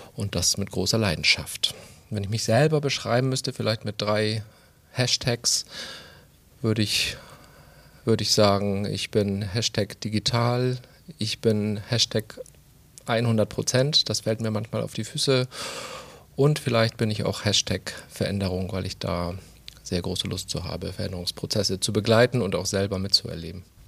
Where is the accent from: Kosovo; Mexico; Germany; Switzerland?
Germany; Schleswig-Holstein; moved away; also born or lived in Mecklenburg-Vorpommern; Bin gebürtiger Schleswig-Holsteiner